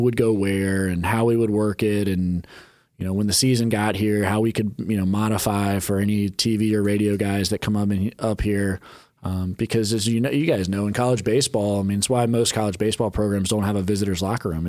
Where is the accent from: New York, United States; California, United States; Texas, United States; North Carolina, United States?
North Carolina, United States; Charlotte; moved away as an adult; my hometown city and where I grew up